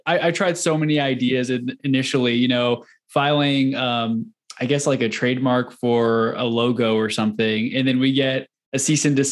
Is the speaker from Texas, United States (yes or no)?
yes; Houston, Texas, United States; moved away as an adult; now in Denver, United States; I grew up in Houston.